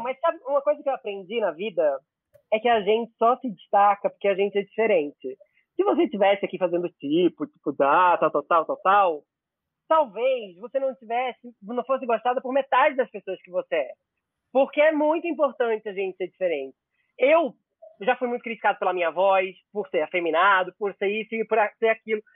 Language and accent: Portuguese; interior of Pernambuco, Brazil; also born or lived in Recife; now in São Paulo, Brazil; eu nasci no Recife, mas eu cresci numa cidade no interior de Pernambuco